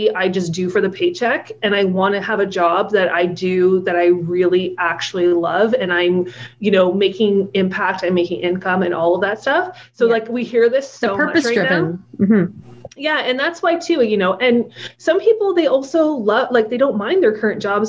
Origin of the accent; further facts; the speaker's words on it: Ottawa, Ontario, Canada; moved away as an adult; also born or lived in Alberta; now in Toronto, Canada; where we grew up in Ottawa